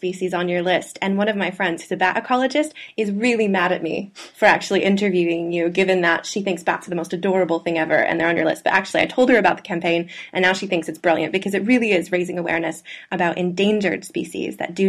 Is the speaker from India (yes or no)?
no; Canada; as a Canadian